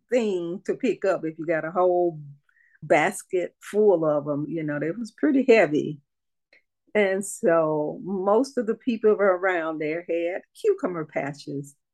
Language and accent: English; Gee's Bend, Alabama, United States; moved away as an adult; born in Gee's Bend, grew up there until I got 18 and married, and, and went off with my husband, traveled the world with him in the military.